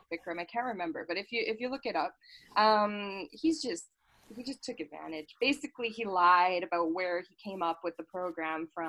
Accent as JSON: {"language": "English", "town": "Calgary", "region": "Alberta", "country": "Canada", "tie": "born or raised there", "also_born_or_lived": "Toronto", "said": "I grew up here most of my life"}